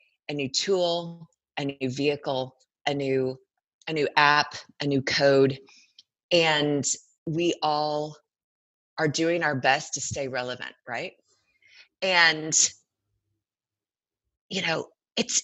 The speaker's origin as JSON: {"language": "English", "region": "Arkansas", "country": "United States", "tie": "born or raised there", "said": "I grew up in Arkansas"}